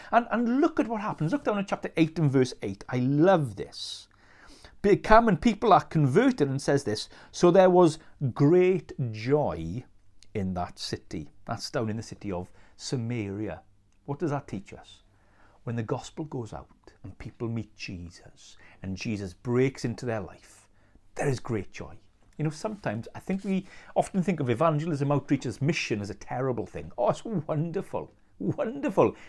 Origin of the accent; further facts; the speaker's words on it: Brynaman, Wales, United Kingdom; I was brought up in West Wales in a village called Brynaman